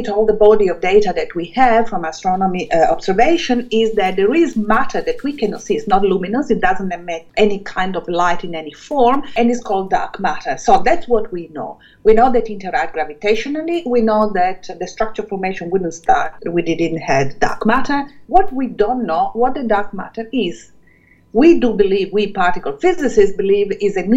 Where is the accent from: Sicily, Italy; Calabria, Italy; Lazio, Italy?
Calabria, Italy; moved away as an adult; also born or lived in Germany / Switzerland; now in Melbourne, Australia; As a child, I grew up in Calabria, on the mountain, in Sila